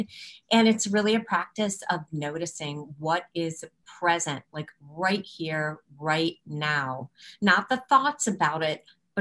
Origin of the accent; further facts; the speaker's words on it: Chicago, Illinois, United States; moved away as an adult; now in Baltimore, United States; We're from Chicago.